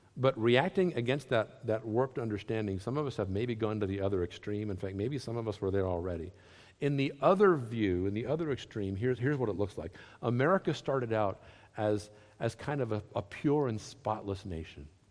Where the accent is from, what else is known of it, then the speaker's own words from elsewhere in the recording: Southern United States, United States; accent: Southern; Southerners. We speak a little different one